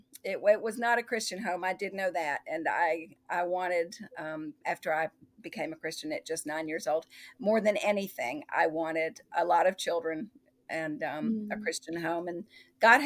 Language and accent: English; Tennessee, United States; also born or lived in Fairhope, Alabama; now in Massachusetts, United States; We're from Tennessee